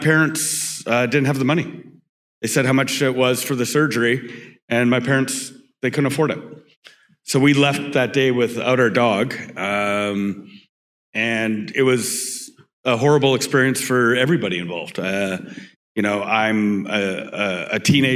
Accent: Vancouver, British Columbia, Canada; born and raised in Vancouver, British Columbia

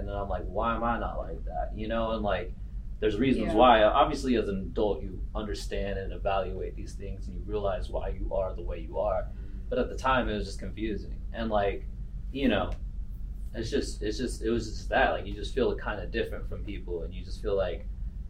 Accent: Texas, United States; Growing up in Texas as like a brown kid, especially like pre and post 9/11, it was just especially in a small town.

